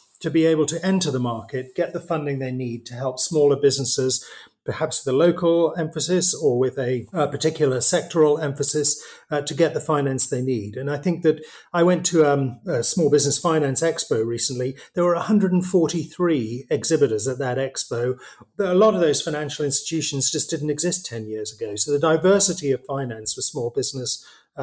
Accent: Newcastle upon Tyne, North East England, United Kingdom; moved away as an adult; also born or lived in Cambridge / Vietnam; Born and brought up in Newcastle.

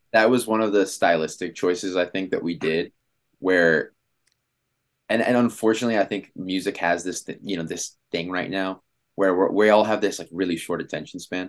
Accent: Washington, District of Columbia, United States; moved away as an adult; now in Los Angeles, United States; I'm from Washington, D C

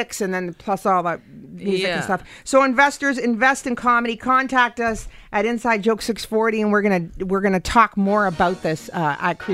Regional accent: Canada; As Canadians

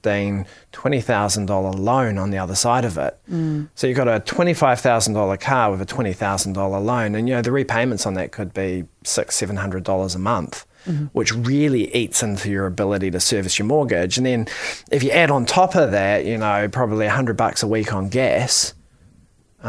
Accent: Wellington, New Zealand; moved away as an adult; now in Auckland, New Zealand; I come from Wellington

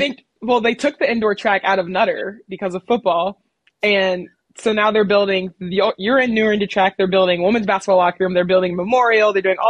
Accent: Dallas, Texas, United States; now in Kentucky, United States; I'm from Dallas.

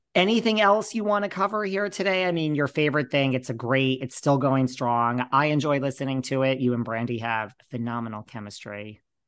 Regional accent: New York, United States; also born or lived in Los Angeles; I'm a New Yorker

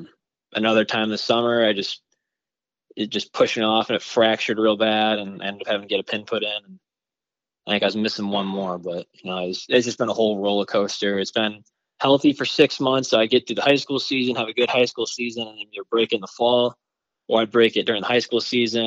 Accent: Howell, Michigan, United States; I'm from Howell, Michigan

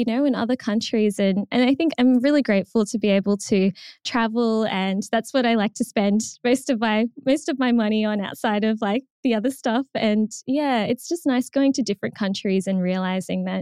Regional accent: Australia; as an Australian

